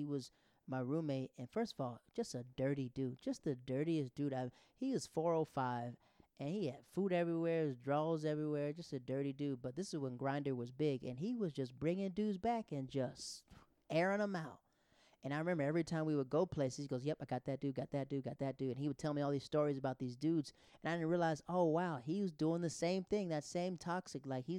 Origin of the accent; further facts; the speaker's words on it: the South, United States; also born or lived in Europe; I am from the South.